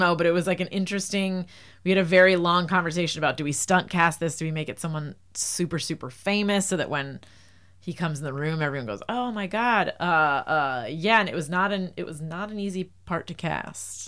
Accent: New Jersey, United States; I'm from New Jersey

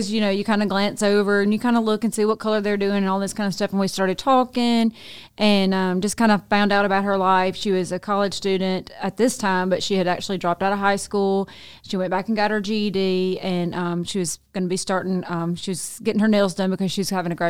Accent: Nettleton, Mississippi, United States; we were from the same town, my hometown, Nettleton

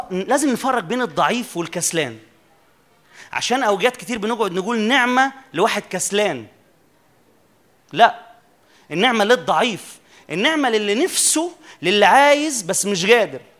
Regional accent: Upper Egypt, Egypt; عندنا في الصعيد يقولوا لفظ كده على المؤمن اللي بيجي للرب

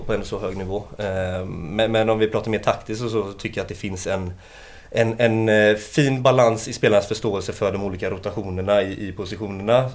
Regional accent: Gothenburg, Västra Götaland, Sweden; född och uppväxt i eh, Annedal. Eh, här i stan

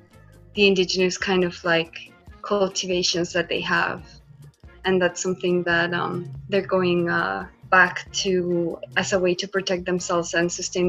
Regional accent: Colombia; I'm from Colombia

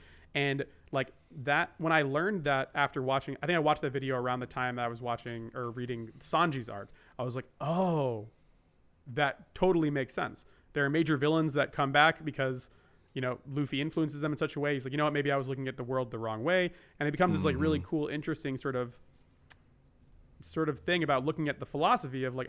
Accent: New Jersey, United States; also born or lived in Japan; now in California, United States; I live in California. I grew up in Jersey.

